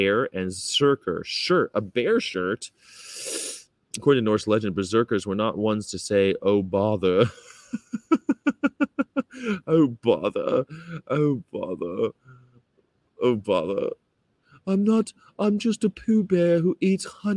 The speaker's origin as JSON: {"language": "English", "region": "California", "country": "United States", "said": "I'm from California, traveling America"}